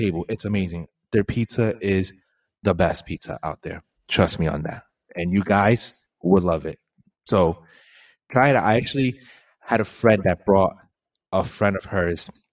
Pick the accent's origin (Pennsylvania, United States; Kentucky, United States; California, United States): Pennsylvania, United States; Easton; Easton, to all my Estonians, I love you. That's my hometown